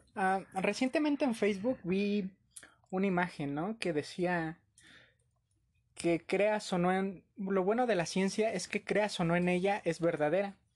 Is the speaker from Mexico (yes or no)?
yes; Mexico; como cultura mexicana